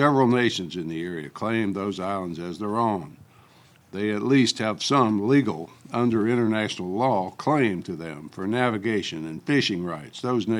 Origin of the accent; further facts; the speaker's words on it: Tennessee, United States; moved away as an adult; also born or lived in Grand Rapids, Michigan; to work in a General Motors factory where union-scale wages were many times what I could make in my home state of Tennessee.